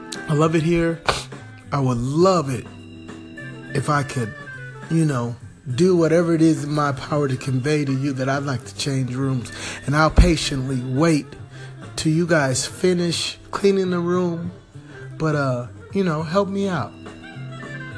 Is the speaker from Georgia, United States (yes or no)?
no; Southern California, United States; I'm from Southern California